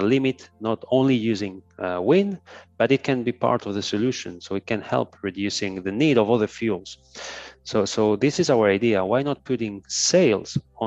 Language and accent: English; Ibiza, Balearic Islands, Spain; moved away; also born or lived in Barcelona; I was born in Ibiza, which is a small island in the Mediterranean Sea. Mm-hmm. So I've always been surrounded by the sea. Then I moved to Barcelona